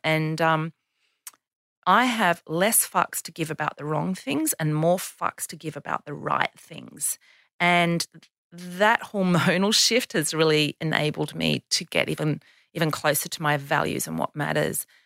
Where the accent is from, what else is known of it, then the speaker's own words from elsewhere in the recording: Canberra, Australian Capital Territory, Australia; Canberra, my hometown